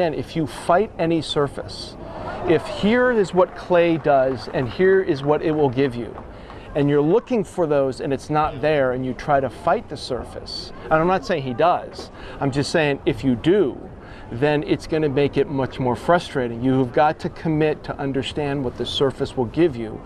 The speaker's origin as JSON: {"language": "English", "country": "United States", "said": "I am an American coach"}